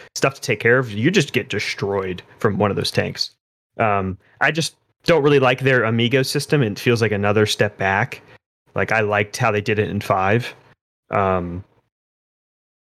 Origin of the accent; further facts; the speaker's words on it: South Florida, United States; I'm from South Florida